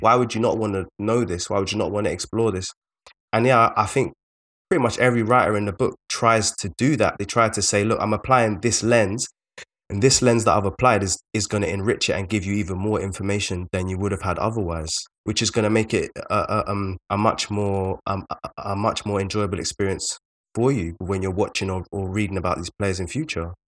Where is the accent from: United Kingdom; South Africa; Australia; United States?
United Kingdom; London; we're both from South London